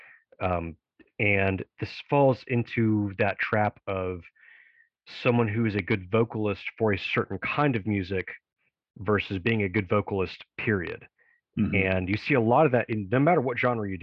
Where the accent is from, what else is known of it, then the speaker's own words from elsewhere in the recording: Tennessee, United States; my home state in Memphis